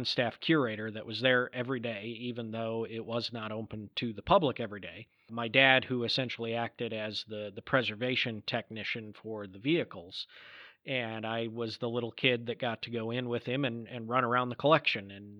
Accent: Michigan, United States; the town I grew up in Michigan

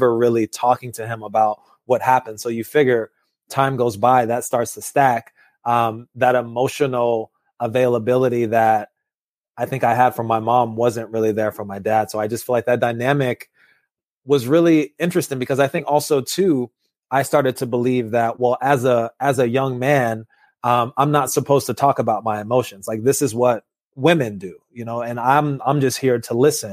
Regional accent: Los Angeles, California, United States; I was born in Los Angeles, California

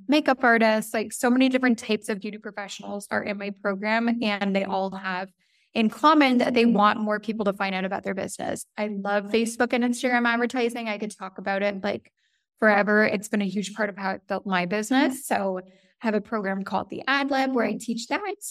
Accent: Toronto, Ontario, Canada; moved away as an adult; now in Italy; So, I am Canadian, I'm from the Toronto area

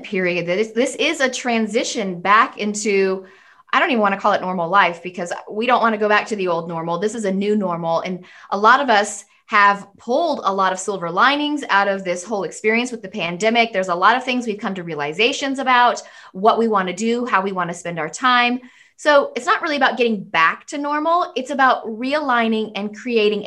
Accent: United States; I'm American.

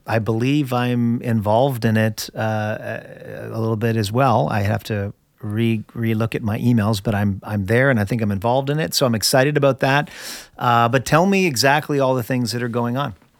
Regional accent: Canada; now in United States; I'm originally from Canada, my friend. I'm okay. Canadian. Of course, I'm a Canadian American now

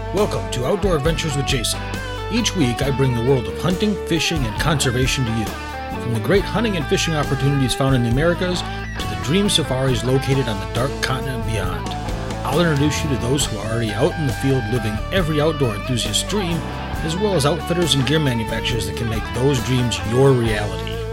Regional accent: east side of Michigan, United States; I grew up in Michigan and I grew up on the east side of the state

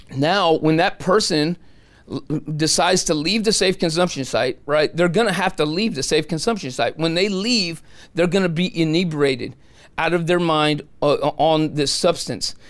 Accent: San Francisco, California, United States; I'm from San Francisco. I was born and raised there.

